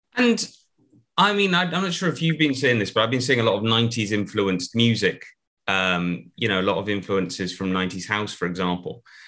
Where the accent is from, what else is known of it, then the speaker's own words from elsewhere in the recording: United Kingdom; I'm I'm a British person of a certain age